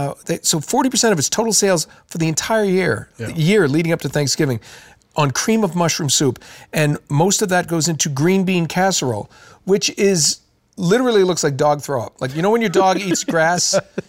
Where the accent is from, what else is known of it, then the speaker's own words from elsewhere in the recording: Ukraine; I'm from Ukraine and I like to take care of American type celebrations.